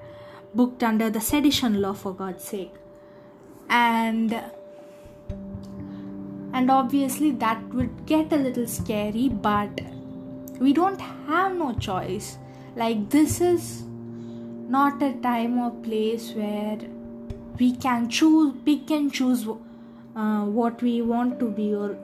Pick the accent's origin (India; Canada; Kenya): India